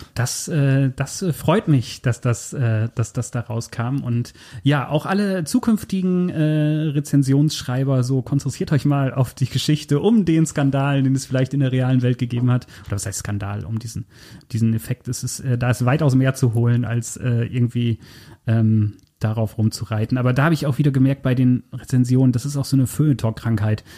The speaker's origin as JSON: {"language": "German", "country": "Germany", "said": "ich komme so grob aus der Gegend"}